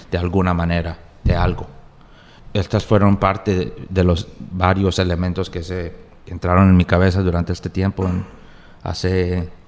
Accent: New Jersey, United States; born there; yo nací en los Estados Unidos, ¿Sí? en New Jersey, pero mis primeros, digamos, cuatro años de mi vida yo no hablaba inglés, yo hablaba español, porque estaba hablando con mis padres más que todo.

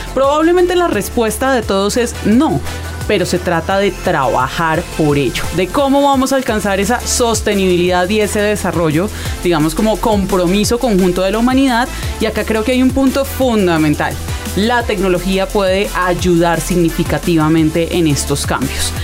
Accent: Colombia

